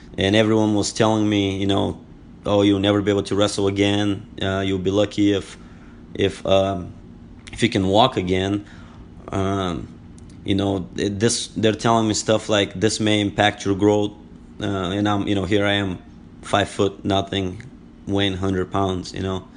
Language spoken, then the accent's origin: English; Bulgaria; English is a second language; moved away as an adult; now in United States; I was born and raised, uh, in Bulgaria. Uh, I am from Bulgaria, and I've lived here in the United States for twelve years